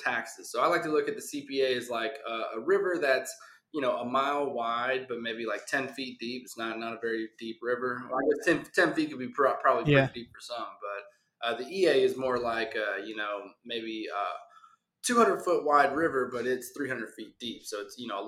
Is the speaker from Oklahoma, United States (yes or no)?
no; Houston, Texas, United States; born and raised in Houston, Texas